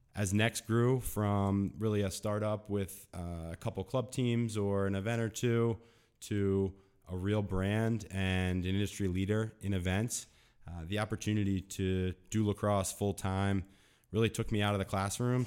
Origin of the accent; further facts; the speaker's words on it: Delaware County, Pennsylvania, United States; I grew up in Delaware County, Pennsylvania, so shout out to Delco